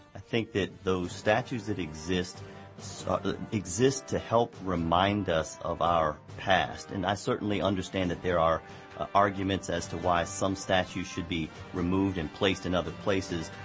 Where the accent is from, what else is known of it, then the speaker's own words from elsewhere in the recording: D.C., Virginia, United States; growing up in Virginia, just outside of Washington, D.C.